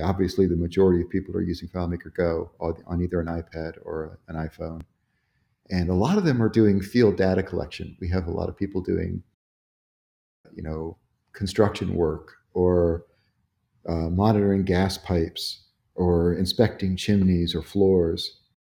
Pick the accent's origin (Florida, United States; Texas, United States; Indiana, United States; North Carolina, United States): Florida, United States; Sarasota; moved away as an adult; also born or lived in Atlanta, Georgia; now in Roswell, United States; I grew up in Sarasota, Florida